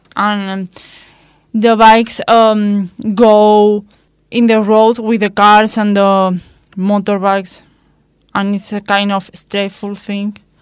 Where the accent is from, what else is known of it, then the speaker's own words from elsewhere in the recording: Palma, Balearic Islands, Spain; English is a second language; moved away as an adult; also born or lived in Madrid / Nerja; I grew up in Palma